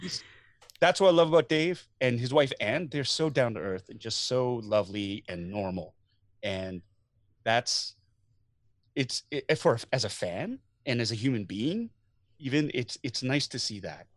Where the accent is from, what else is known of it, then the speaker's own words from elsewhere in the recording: Canada; as a Canadian